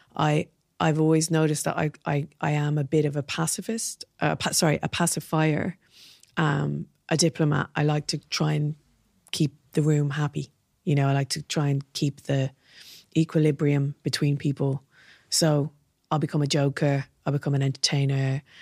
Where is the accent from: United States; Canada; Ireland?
Ireland; Dublin, Leinster; moved away as an adult; also born or lived in Belfast; growing up in Dublin.